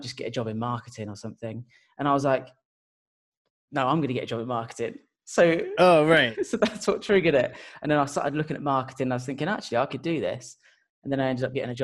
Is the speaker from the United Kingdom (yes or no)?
yes; Portsmouth, South East England, United Kingdom; I'm from a place called Portsmouth